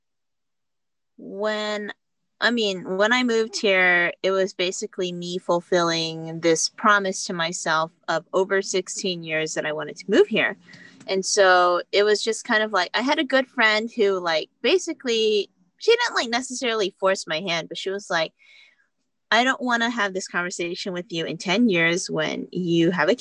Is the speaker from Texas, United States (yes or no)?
yes; Houston, Texas, United States; moved away as an adult; now in New York City, United States; my hometown, Houston